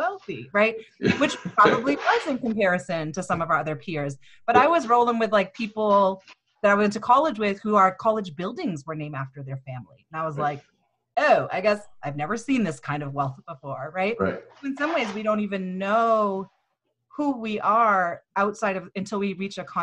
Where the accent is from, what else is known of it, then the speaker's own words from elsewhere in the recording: Easton, Massachusetts, United States; growing up in Easton